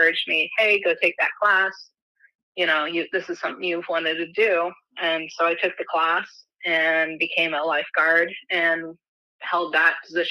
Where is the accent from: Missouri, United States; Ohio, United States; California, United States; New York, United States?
Missouri, United States; Springfield; I'm from Springfield, Missouri